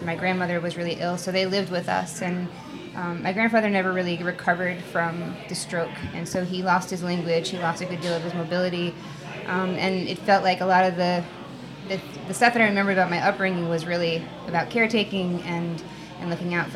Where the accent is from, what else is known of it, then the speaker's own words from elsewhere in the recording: Bergen County, northern New Jersey, United States; I grew up in northern New Jersey in Bergen County